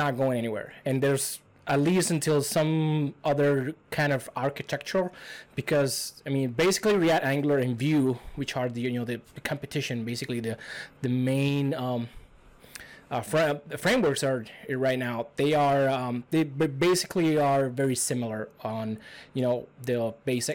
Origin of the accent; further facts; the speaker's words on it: Cuba; English is a second language; moved away as an adult; now in United States; I'm from Cuba. I came like around 4 years ago. Still not citizen of the U.S. yet.